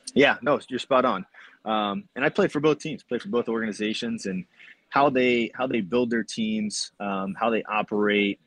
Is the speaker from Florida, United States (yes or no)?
yes; Tampa, Florida, United States; growing up in Tampa